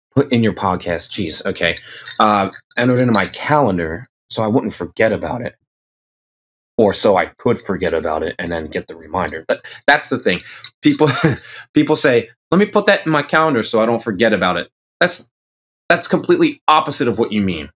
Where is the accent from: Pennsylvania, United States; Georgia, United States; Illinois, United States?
Pennsylvania, United States; I'm representing my home state